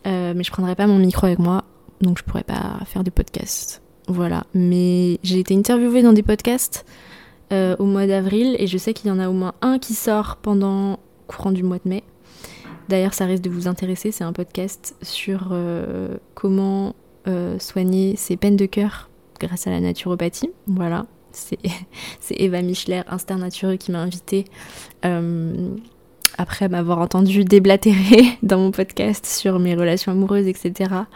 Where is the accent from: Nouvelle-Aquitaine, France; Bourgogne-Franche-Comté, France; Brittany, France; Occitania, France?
Brittany, France; je suis bretonne